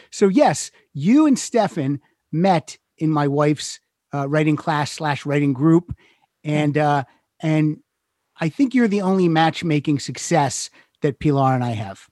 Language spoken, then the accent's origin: English; Pennsylvania, United States; moved away as an adult; also born or lived in Chicago; now in Los Angeles, United States; I'm originally from Pennsylvania, lived in Chicago 6 years and then I moved out here.